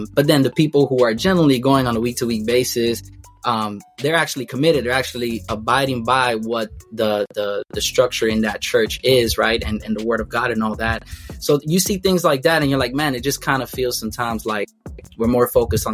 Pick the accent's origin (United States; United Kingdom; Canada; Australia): United States; Miami, Florida; I'm from Miami